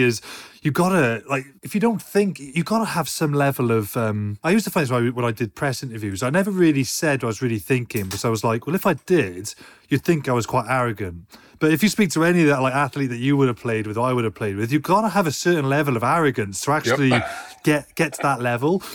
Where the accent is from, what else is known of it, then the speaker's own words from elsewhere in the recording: United Kingdom; as a Brit